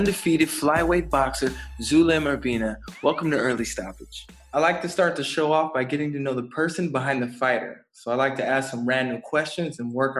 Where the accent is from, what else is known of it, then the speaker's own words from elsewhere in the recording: San Diego, California, United States; now in Germany; I'm from San Diego, but now that I'm in Germany